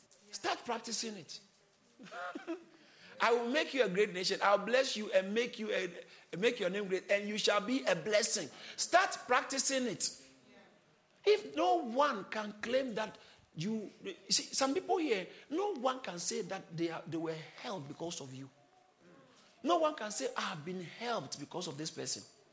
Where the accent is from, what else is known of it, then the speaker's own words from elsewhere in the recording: Ghana; I grew up in Ghana.